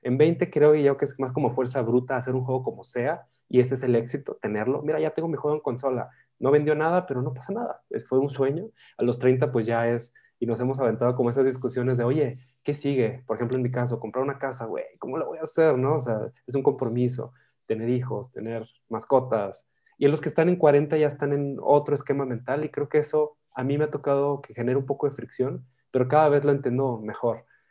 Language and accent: Spanish; northern Mexico, Mexico; yo soy del norte de México